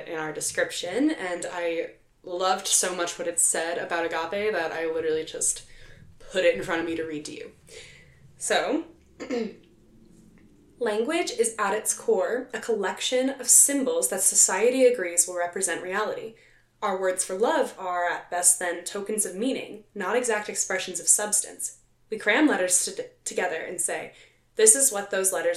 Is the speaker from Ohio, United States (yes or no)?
no; Philadelphia, Pennsylvania, United States; my hometown, Philadelphia